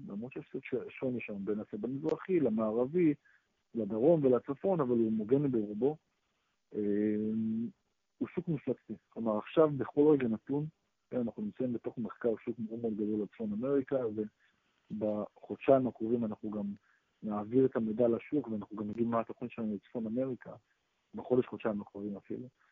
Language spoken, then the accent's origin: Hebrew; Israel; אנחנו ישראלים